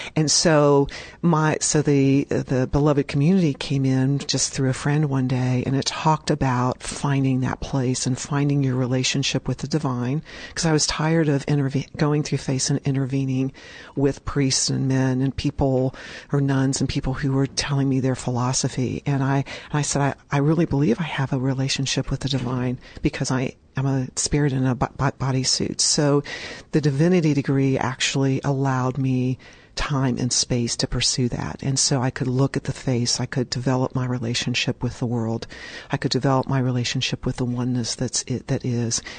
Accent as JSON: {"language": "English", "town": "Richmond", "region": "Indiana", "country": "United States", "tie": "born or raised there", "said": "I was in first grade at St. Mary's School in Richmond, Indiana"}